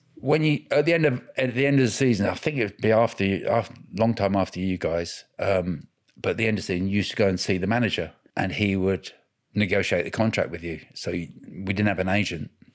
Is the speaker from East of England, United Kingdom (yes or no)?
yes; Cambridgeshire, East of England, United Kingdom; I grew up in Cambridgeshire